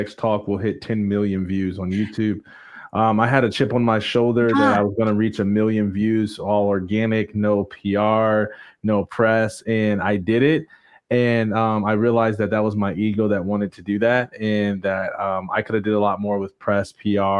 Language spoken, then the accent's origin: English; Jackson, Michigan, United States; I grew up in Jackson, Michigan.